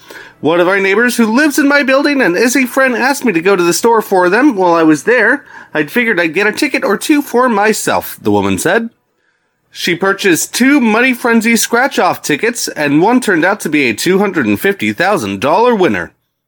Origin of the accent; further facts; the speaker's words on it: San Diego, California, United States; I'm from San Diego.